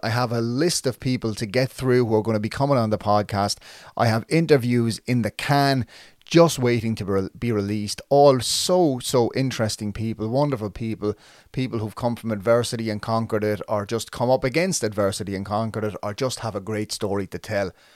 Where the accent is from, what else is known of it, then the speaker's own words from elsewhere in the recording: Waterford, Munster, Ireland; I'm from Saint John's Park in Waterford. I moved out to the, a, a different area when I was about twelve